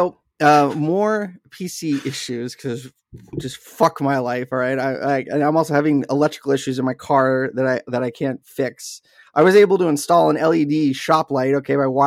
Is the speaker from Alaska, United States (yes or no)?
yes; Wasilla, Alaska, United States; the town I grew up in Wasilla, Alaska